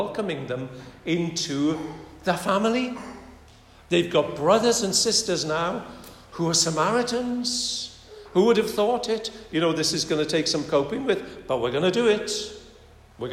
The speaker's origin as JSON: {"language": "English", "country": "United Kingdom", "moved": "yes", "lives_now": "France", "said": "I may not be English, but I am British"}